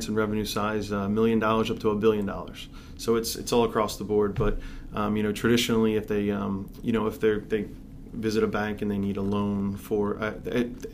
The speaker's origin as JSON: {"language": "English", "town": "Philadelphia", "region": "Pennsylvania", "country": "United States", "tie": "born or raised there", "also_born_or_lived": "Conshohocken / Lansdale", "moved": "as an adult", "lives_now": "Gilbertsville, United States", "said": "I grew up in Northeast Philadelphia. I was there, my entire life"}